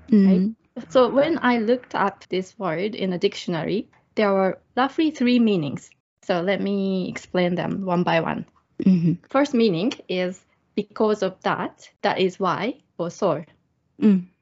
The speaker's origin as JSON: {"language": "English", "country": "Taiwan", "said": "from Taiwan and … from Japan."}